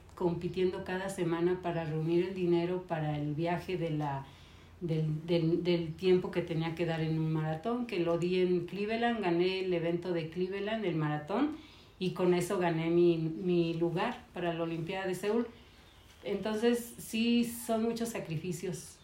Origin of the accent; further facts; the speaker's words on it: San Luis Potosí, Mexico; moved away as an adult; nací en San Luis Potosí y aquí conocí a mi esposo José Jaime López